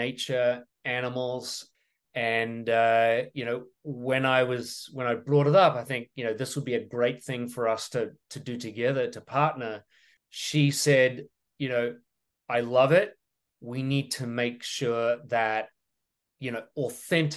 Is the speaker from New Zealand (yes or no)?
yes; New Zealand; moved away as an adult; also born or lived in Europe / France; now in United States; I'm a Kiwi from New Zealand, but I'm an American immigrant.